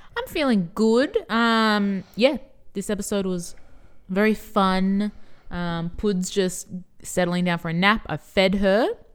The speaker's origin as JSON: {"language": "English", "country": "Australia", "said": "we are Australian."}